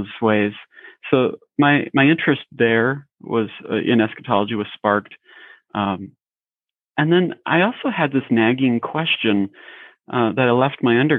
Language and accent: English; Bourbonnais, Illinois, United States; College Church in Bourbonnais, Illinois, is where I grew up.